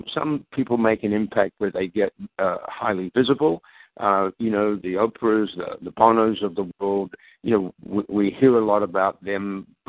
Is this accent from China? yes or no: no; Australia; also born or lived in London, England; now in Minnesota, United States; actually born in London, England, but my parents emigrated to Australia when I was 9 years of age. So I grew up in Australia